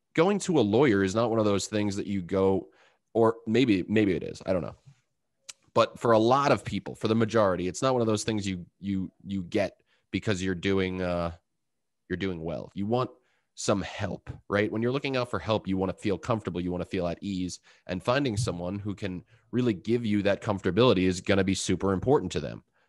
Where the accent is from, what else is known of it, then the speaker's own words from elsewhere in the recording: Long Island, New York, United States; I'm from Long Island